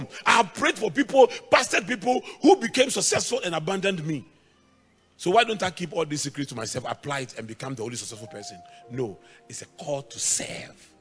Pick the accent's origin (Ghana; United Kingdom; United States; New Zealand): Ghana; English is a second language; also born or lived in Germany; I come from Ghana